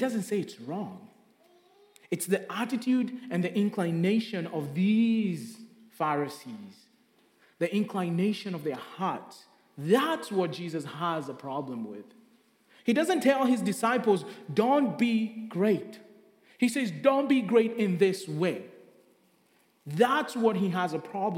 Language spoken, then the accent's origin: English; Kenya; moved away; Growing up in Kenya